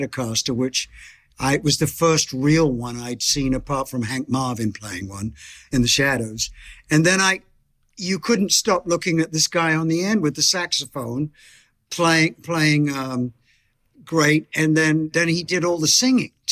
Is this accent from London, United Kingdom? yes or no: yes; Bromley, London, United Kingdom; born or raised there; also born or lived in Beckenham